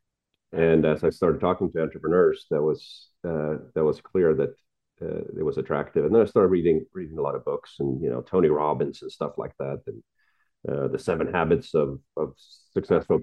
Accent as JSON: {"language": "English", "country": "Sweden", "tie": "born or raised there", "also_born_or_lived": "San Francisco", "moved": "as an adult", "said": "I grew up in Sweden with parents that were not entrepreneurial at all"}